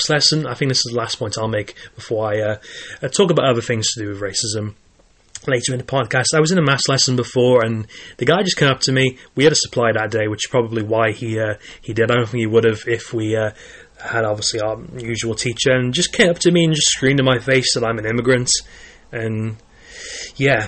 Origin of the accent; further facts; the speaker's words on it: Caerphilly, Wales, United Kingdom; I was born in Wales, and I've lived in Wales all my life